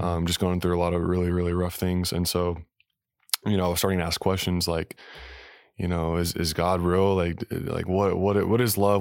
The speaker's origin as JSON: {"language": "English", "town": "Salt Lake City", "region": "Utah", "country": "United States", "tie": "born or raised there", "said": "I was born in Salt Lake City, Utah, Mormon, capital of the world"}